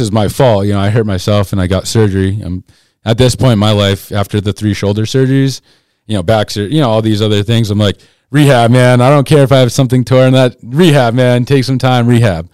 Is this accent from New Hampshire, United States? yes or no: yes; Keene, New Hampshire, United States; moved away as an adult; now in Colorado, United States; I grew up in Keene, New Hampshire originally.